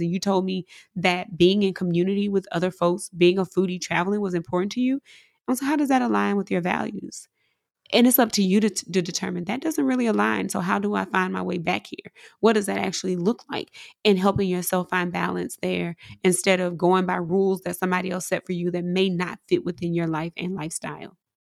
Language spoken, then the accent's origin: English; Mississippi, United States; coming from where I'm from, growing up in Mississippi